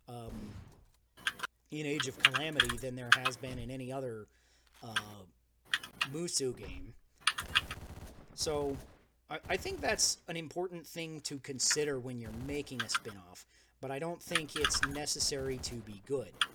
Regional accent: United States; I am the American

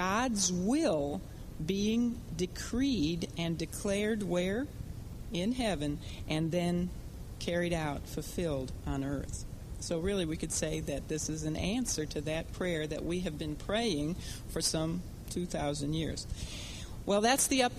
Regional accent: Chicago, Illinois, United States; when we were growing up in Chicago

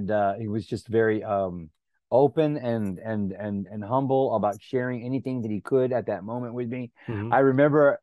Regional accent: Helotes, Texas, United States; I grew up near San Antonio, but on a goat ranch out in Helotes, Texas.

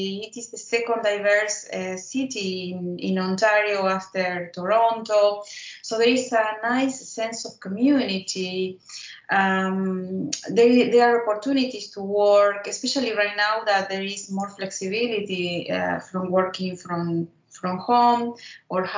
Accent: Buenos Aires, Argentina; moved away as an adult; now in Ottawa, Canada; I was born in Argentina, and I went to school there.

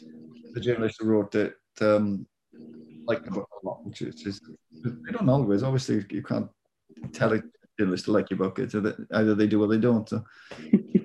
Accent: Wales, United Kingdom; accent: Welsh

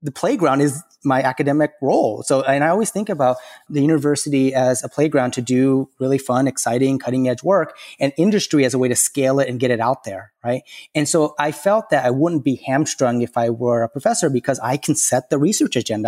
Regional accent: the South, United States; I grew up in the South

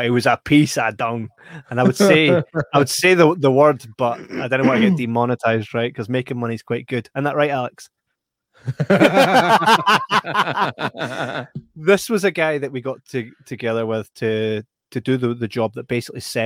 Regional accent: Scotland, United Kingdom; we are Scottish

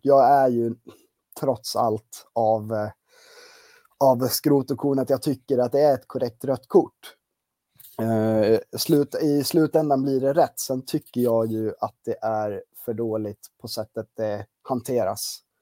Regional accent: Gotland, Sweden; now in Uppsala, Sweden; harvat runt lite på tidningen på Gotland, eh, där jag kommer ifrån. Eh, men bor ju på fastlandet och närmare bestämt i Uppsala

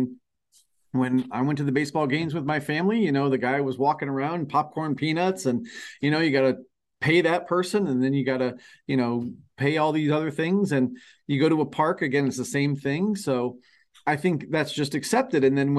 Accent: outside of Cleveland, Ohio, United States; We were living, you know, just outside of Cleveland.

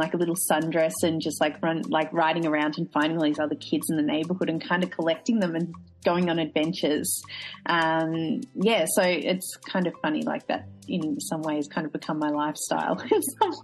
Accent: Australia; So it was, a very stereotypical, I suppose, Australian suburban

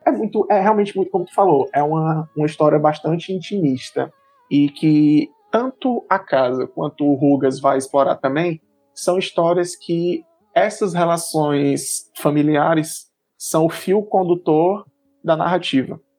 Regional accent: Senador Pompeu, Ceará, Brazil; now in Fortaleza, Brazil; minha família toda do interior, sou de Senador Pompeu, mas desde 98 a gente se mudou para Fortaleza

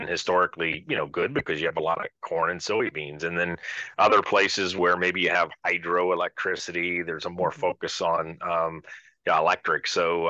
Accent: Dayton, Ohio, United States; I'm a Buckeye, born mm-hmm. around Dayton, Ohio, went to Ohio State.

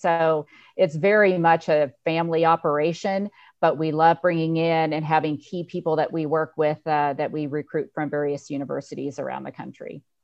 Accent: Lake County, Northern California, United States; moved away as an adult; also born or lived in San Luis Obispo, California; now in Indiana, United States; I was born and raised in Northern California, Lake County

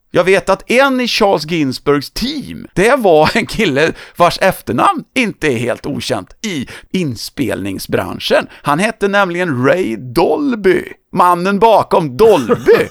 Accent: Töreboda, Västra Götaland, Sweden; min hemort Törboda

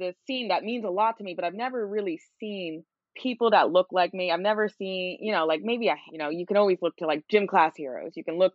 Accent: New York City, New York, United States; I'm in New York currently, and I'm born and raised in New York

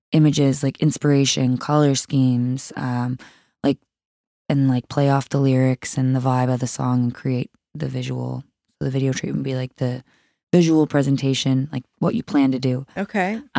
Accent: Sydney, New South Wales, Australia; That was like in Sydney, in my hometown.

